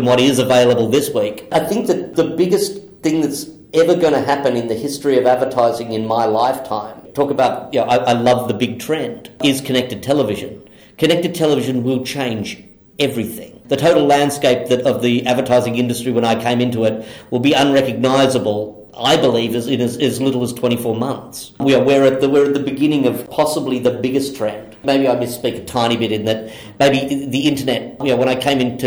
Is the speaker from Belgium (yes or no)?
no; Australia; being Australian